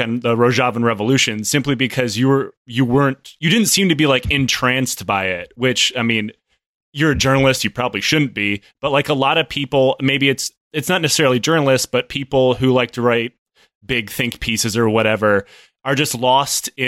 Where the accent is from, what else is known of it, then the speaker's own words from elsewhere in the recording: Detroit, Michigan, United States; I grew up in Detroit, Michigan